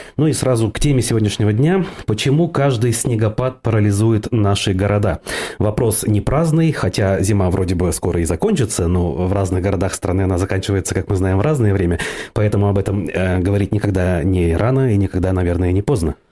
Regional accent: Ufa, Bashkortostan, Russia; Я вот э, родом из Уфы

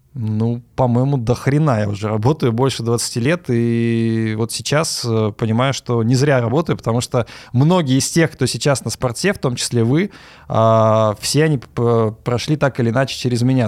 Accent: Omsk, Omsk Oblast, Russia; я родился в Омске, в Сибири

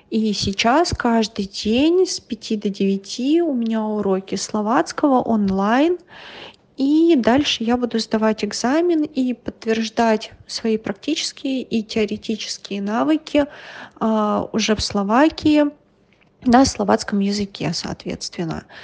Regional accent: Russia; я из России.

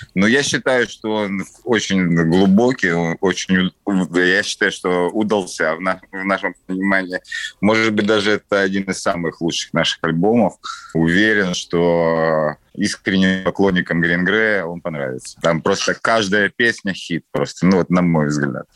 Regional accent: Kyiv, Ukraine; я коренной киевлянин

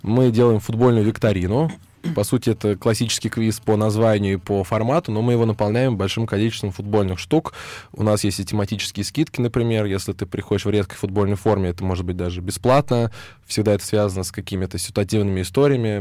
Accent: Moscow, Russia; я из Москвы

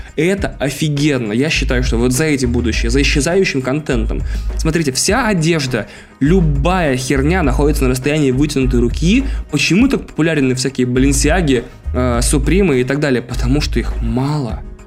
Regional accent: Russia; Я, э, ездил в детстве в Финляндию несколько раз, э, потому что мой город был близко к Финляндии

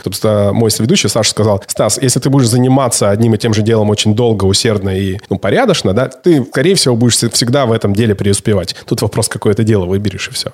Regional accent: Siberia, Russia; У меня много друзей в Барнауле, мы с тобой, сибиряки

